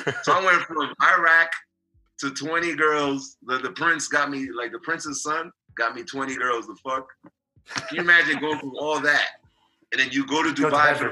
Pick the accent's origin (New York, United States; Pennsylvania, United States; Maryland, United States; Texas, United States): New York, United States; New York City; I'm from Queens